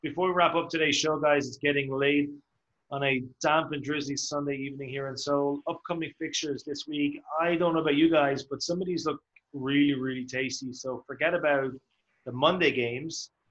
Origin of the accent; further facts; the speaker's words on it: Ireland; now in South Korea; As an Irishman